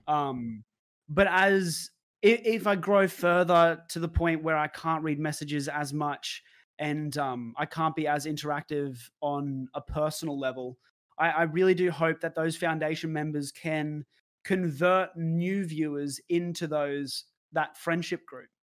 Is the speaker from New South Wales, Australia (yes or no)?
no; Brisbane, Queensland, Australia; moved away as an adult; also born or lived in Melbourne; born and raised in Brisbane, Australia